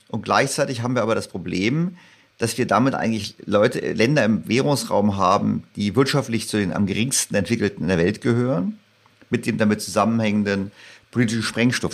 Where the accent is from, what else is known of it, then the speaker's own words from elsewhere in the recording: Berlin, Germany; also born or lived in St. Gallen; ich als Berliner